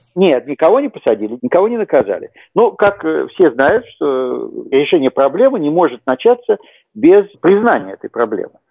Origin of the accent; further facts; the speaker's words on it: Saint Petersburg, Russia; moved away as an adult; now in United States; Я родился в Советском Союзе, как я думаю, многие слушатели. Вырос в городе Ленинграде